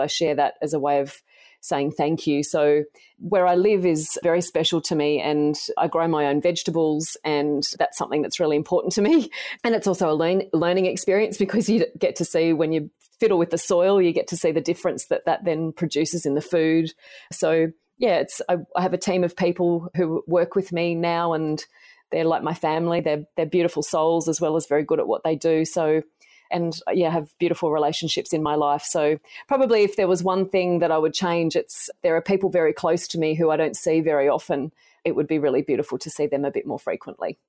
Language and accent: English; Tamworth, New South Wales, Australia; So I grew up in Tamworth in country New South Wales in Australia, and I loved growing up there.